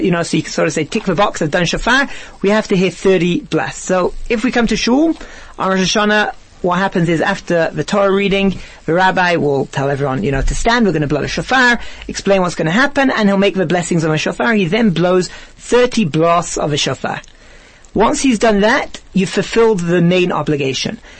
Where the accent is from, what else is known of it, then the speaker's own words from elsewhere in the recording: England, United Kingdom; now in South Africa; I'm really from England